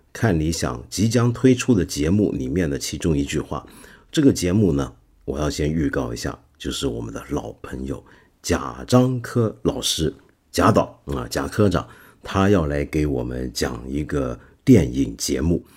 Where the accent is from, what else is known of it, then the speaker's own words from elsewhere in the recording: China; 我们中国人